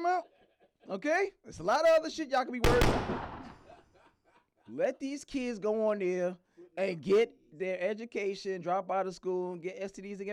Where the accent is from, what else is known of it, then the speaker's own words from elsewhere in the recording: New York, United States; now in Douglasville, United States; I'm a New Yorker